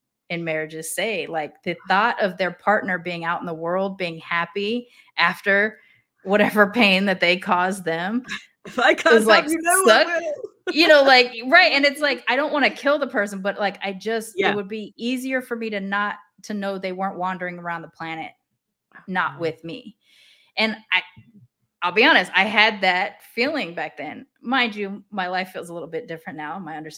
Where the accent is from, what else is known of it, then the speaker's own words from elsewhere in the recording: Japan; even though I grew up in Japan.